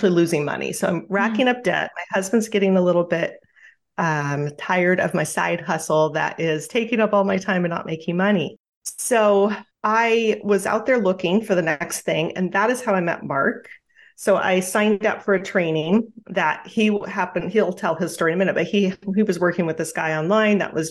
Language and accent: English; Juneau, Alaska, United States; I grew up in Juneau, Alaska, and very small town, like 30,000 people on the island there